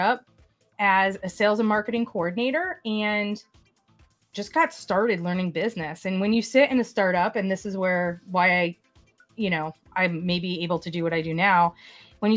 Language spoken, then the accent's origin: English; Hartford, Connecticut, United States; I'm from the Hartford, Connecticut area